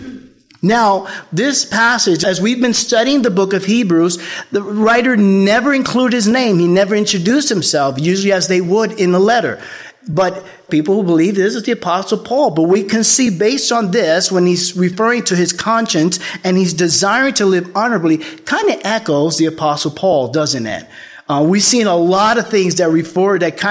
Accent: New York, United States; I'm from the Bronx

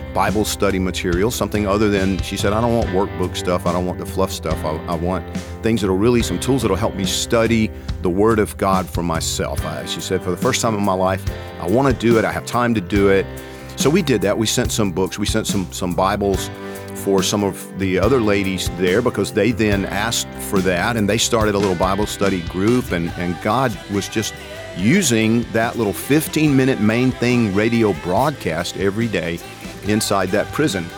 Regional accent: Georgia, United States; I'm from Georgia

